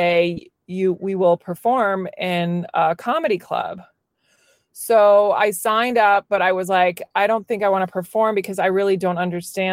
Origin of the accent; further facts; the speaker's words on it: Virginia, United States; moved away as an adult; also born or lived in New York City; I grew up in Virginia